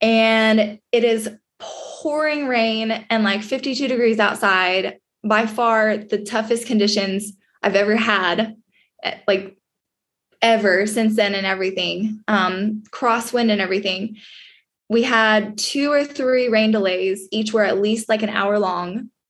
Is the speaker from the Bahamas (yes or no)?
no; Canada; with being a Canadian vaulter, there's competitions, you know, Europe, wherever, they don't want a field of all US vaulters.